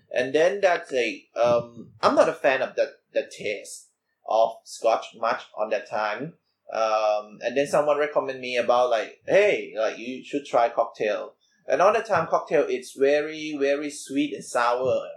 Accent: Bangkok, Thailand; I'm from Bangkok, Thailand

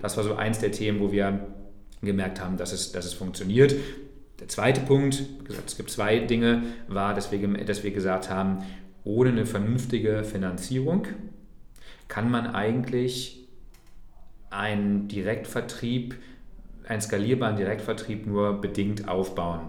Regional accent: Braunschweig, Lower Saxony, Germany; moved away as an adult; also born or lived in Thuringia; in meiner Heimatstadt Braunschweig in Niedersachsen

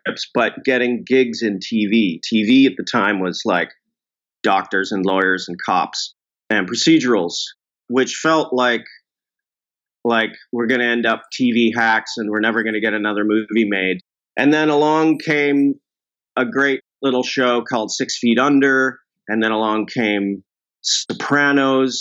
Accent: Vancouver, British Columbia, Canada; also born or lived in Toronto; now in Los Angeles, United States; I am from Vancouver, but I spent the last 15 or so years in Toronto

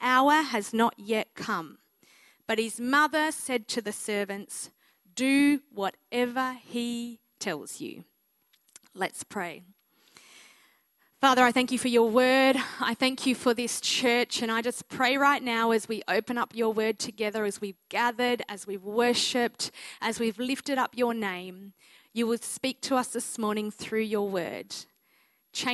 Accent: Mildura, Victoria, Australia; I am a country girl at heart. I grew up in Mildura, Victoria

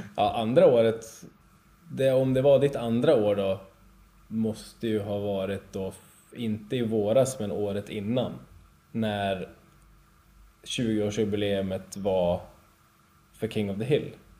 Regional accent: Alfta, Gävleborg County, Sweden; Jag är ju från Alfta

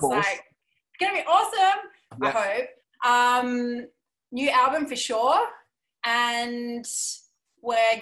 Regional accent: South Australia, Australia; now in Victoria, Australia; We have no family in Victoria. We're actually from South Australia.

